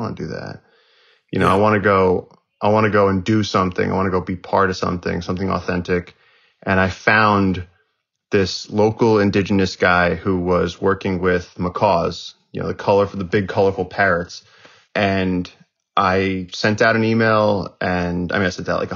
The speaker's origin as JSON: {"language": "English", "region": "northern New Jersey", "country": "United States", "tie": "born or raised there", "also_born_or_lived": "Brooklyn, New York", "said": "I was born in Brooklyn, and my parents wanted to get away from the city, so they moved to like northern New Jersey, and so I had access to a lot of forest"}